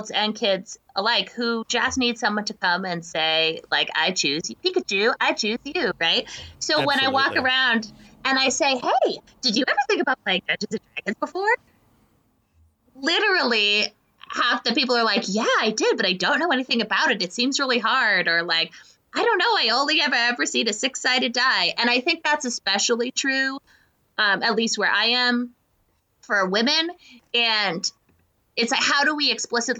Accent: United States; I'm from America

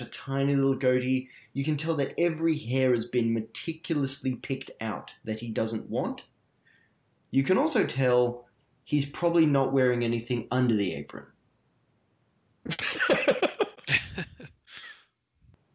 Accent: Australia; accent: Australian; my Australian accent

